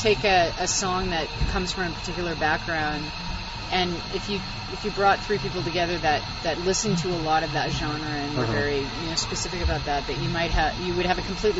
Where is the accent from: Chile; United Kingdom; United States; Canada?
Canada; Winnipeg, Manitoba; we're from Winnipeg, so we understand mosquitoes